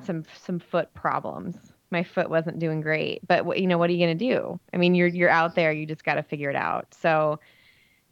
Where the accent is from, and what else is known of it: Nebraska, United States